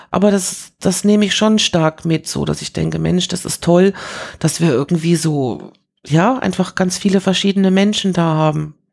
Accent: Paris, Île-de-France, France; moved away; Also ich bin ja als Kind in Frankreich groß geworden und habe so dieses Paris der 70er Jahre noch erlebt und das war schon was Besonderes, so als, als Deutsche in Frankreich zu sein

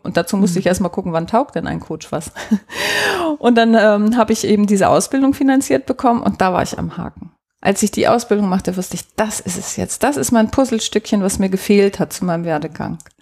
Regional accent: Hamburg, Germany; ich bin in Hamburg geboren und da auch aufgewachsen

